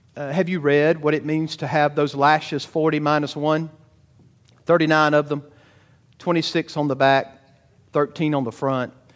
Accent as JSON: {"language": "English", "region": "Georgia", "country": "United States", "said": "I'm a Southern boy. I'm from Georgia."}